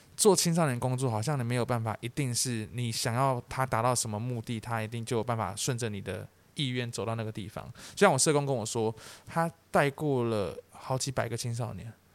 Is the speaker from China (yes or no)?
no; Taiwan; 我是台湾人